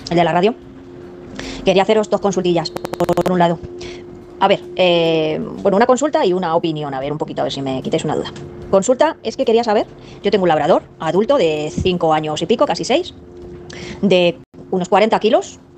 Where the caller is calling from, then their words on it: Madrid, Community of Madrid, Spain; de Madrid.